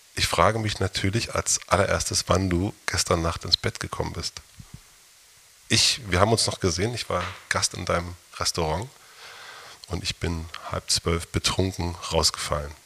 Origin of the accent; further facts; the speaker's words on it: East Germany, Germany; ich bin auch in der DDR groß geworden